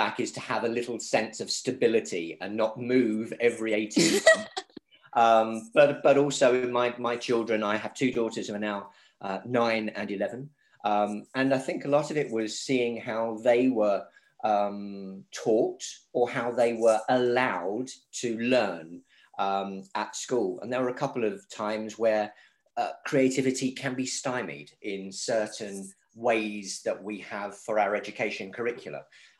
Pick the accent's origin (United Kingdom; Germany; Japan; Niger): Germany; also born or lived in South Korea / Kuwait / China; I grew up predominantly in Germany, but also I've lived in South Korea. I've lived in Kuwait, worked in China